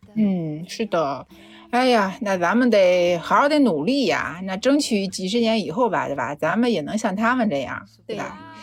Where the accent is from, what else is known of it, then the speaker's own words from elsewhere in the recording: Shanghai, China; 我从上海来的